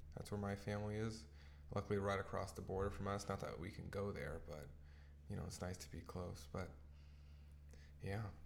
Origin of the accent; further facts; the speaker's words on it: Tacoma, Washington, United States; moved away as an adult; also born or lived in Orange County, California; now in British Columbia, Canada; my hometown.